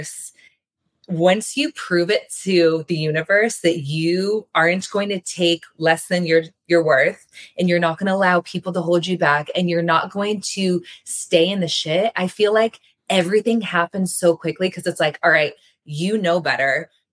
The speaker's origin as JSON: {"language": "English", "region": "New England", "country": "United States", "tie": "born or raised there", "said": "I grew up in New England"}